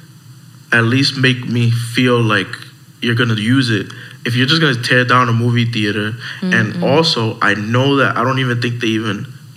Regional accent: Lawrence, Massachusetts, United States; I'm from Lawrence

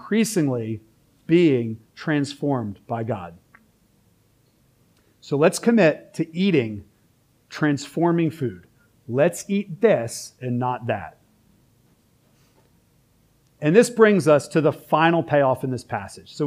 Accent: Philadelphia, Pennsylvania, United States; now in Richmond, United States; I'm also from Philly

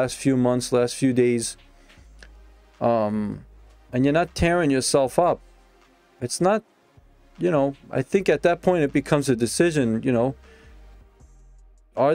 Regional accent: Brooklyn, New York, United States; Old school Brooklyn guy, man. I grew up in Brooklyn

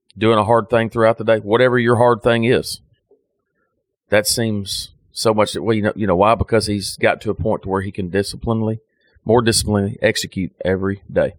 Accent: United States; I'm an American

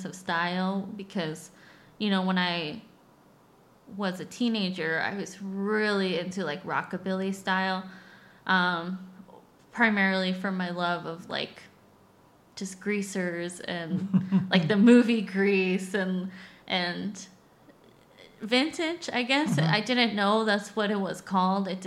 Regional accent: Inland Empire, California, United States; I grew up in the Inland Empire, California, the IE.

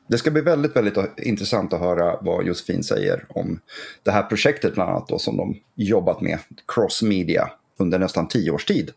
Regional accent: Gävle, Gävleborg County, Sweden; also born or lived in Söderhamn; Gävle där jag föddes och så. Så att, eh, det här är liksom lite mina hemtrakter

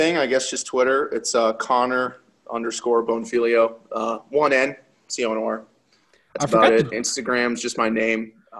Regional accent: California, United States; Because I'm from California and you're not.

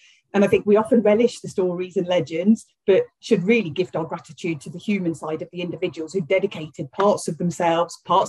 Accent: Leicester, East Midlands, United Kingdom; first language Swahili; English is a second language; also born or lived in Kenya; My family came over to the UK when I was 5.

